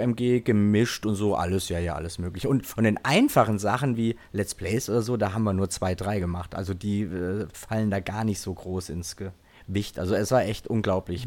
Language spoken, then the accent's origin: German; home village near Dillenburg, Hesse, Germany; war am Bahnhof in Dillenburg in Hessen. Das war so zehn Kilometer, zwölf Kilometer von meinem Heimatdorf entfernt